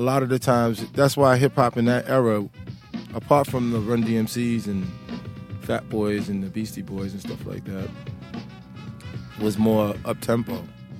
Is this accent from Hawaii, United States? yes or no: no; New York City, New York, United States; moved away as an adult; now in London, United Kingdom; I grew up in Brooklyn, New York.